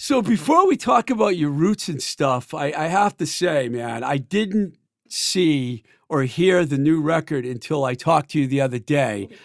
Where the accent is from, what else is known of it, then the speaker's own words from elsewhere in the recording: Worcester County, Massachusetts, United States; I grew up in Worcester County too